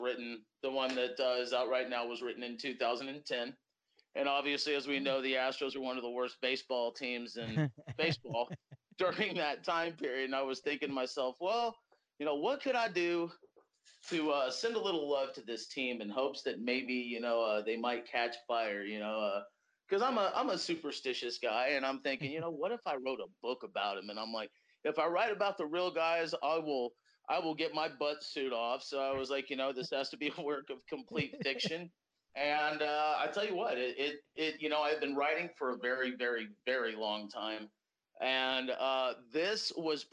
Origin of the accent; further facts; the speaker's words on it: Texas, United States; to be a guy from the South, to be from the state of Texas